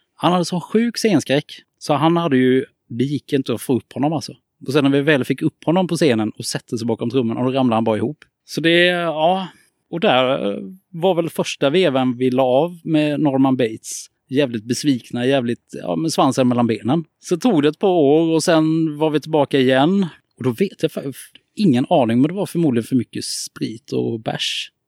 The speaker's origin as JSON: {"language": "Swedish", "town": "Karlskrona", "region": "Blekinge", "country": "Sweden", "moved": "yes", "lives_now": "Gothenburg, Sweden", "said": "Jag kommer från Karlskrona, bor i Göteborg"}